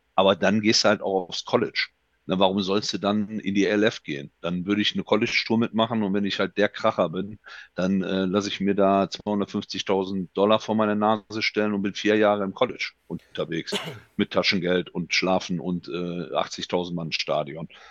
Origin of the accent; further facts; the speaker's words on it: Germany; also born or lived in Düsseldorf; bei uns in Deutschland